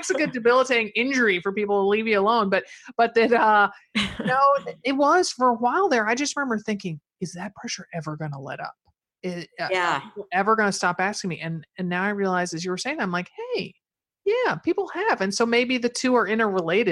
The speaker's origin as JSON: {"language": "English", "region": "Connecticut", "country": "United States", "tie": "born or raised there", "moved": "yes", "said": "growing up in Connecticut, I could, if I took you back to my mother's old house, my parents' old house"}